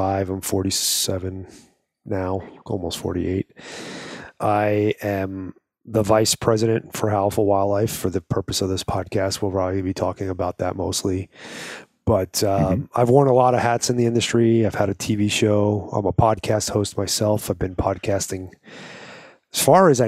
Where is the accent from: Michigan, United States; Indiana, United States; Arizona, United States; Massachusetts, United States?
Arizona, United States; here in my home state of Arizona.